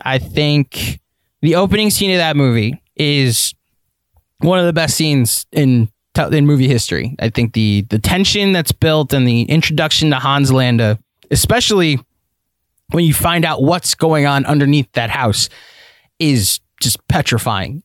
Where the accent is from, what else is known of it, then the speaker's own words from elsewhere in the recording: United States; Jewish American